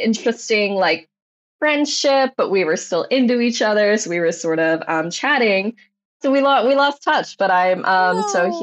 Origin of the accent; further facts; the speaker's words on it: Michigan, United States; moved away as an adult; now in Los Angeles, United States; I'm from Michigan originally